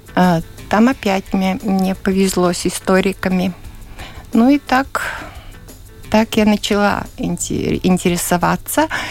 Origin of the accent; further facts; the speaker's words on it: Ledurga, Latvia; Я родилась в Ледурге и живу сейчас в доме, который построил мой дедушка.